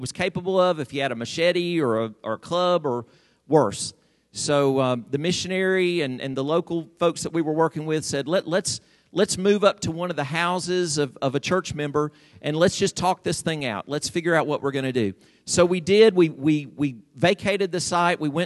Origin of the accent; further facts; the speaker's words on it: United States; I'm an American